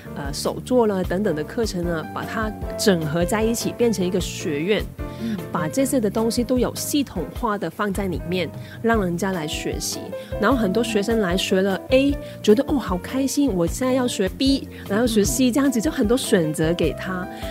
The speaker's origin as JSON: {"language": "Chinese", "country": "Hong Kong", "moved": "as an adult", "lives_now": "Taiwan", "said": "那我不是台湾人，我是香港人，那我来台湾大概有九年、十年的时间"}